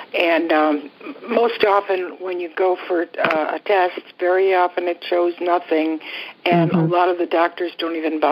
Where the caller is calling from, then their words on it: Florida, United States; I'm calling from Florida